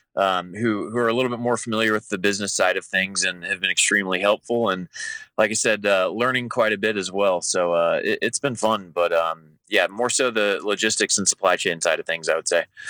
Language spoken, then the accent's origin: English; Kansas City, Kansas, United States; I'm actually from, uh, the Kansas side